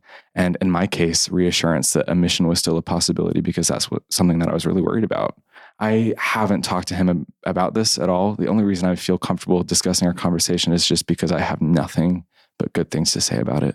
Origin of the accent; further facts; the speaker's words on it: United States; as an American.